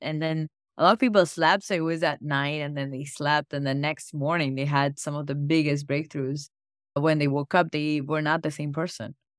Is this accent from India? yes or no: yes; India; now in United States; I grew up in India and my family's been very spiritual